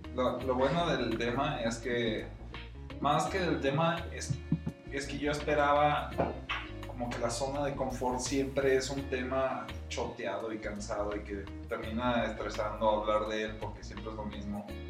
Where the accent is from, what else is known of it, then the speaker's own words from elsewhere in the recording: León, Guanajuato, Mexico; como soy de León y vivo en León